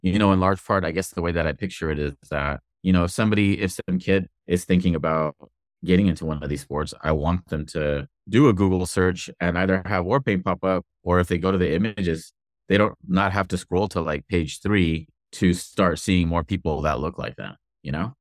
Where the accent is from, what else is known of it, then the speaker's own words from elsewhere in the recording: Inglewood, California, United States; now in Portland, United States; I grew up, my hometown is Inglewood, California